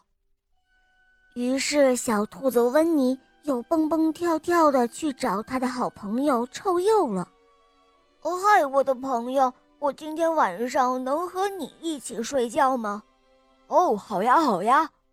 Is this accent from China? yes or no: yes; Harbin, Heilongjiang, China; 今年我四岁半了，我来自哈尔滨